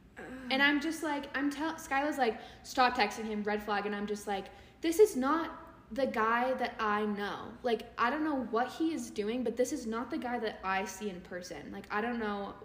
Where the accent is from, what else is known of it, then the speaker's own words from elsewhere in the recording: California, United States; I'm from California